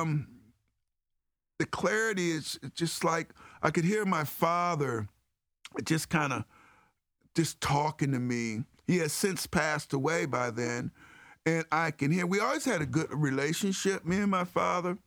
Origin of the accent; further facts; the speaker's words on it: Cleveland Heights, Ohio, United States; growing up in Cleveland Heights, uh, with the great values that, uh, my parents instilled on us